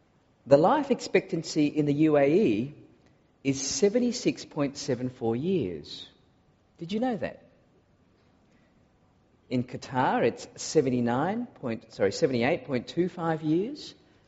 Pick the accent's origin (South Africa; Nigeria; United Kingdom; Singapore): Singapore; accent: varies; also born or lived in Malaysia / Australia; I was born in Malaysia and I grew up in Singapore before doing some more growing up in Australia, and so my accent is very different depending on who I speak to.